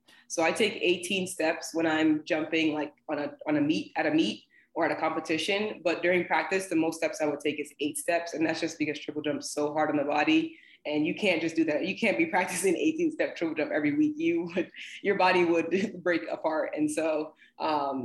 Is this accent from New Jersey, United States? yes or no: yes; New Jersey, United States; now in Atlanta, United States; I'm actually from New Jersey originally